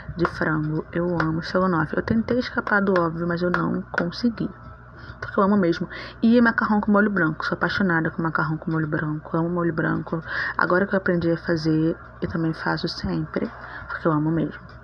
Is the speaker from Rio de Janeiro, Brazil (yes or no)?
yes; Rio de Janeiro, Brazil; Eu sou natural do Rio de Janeiro. Sou carioca da Gema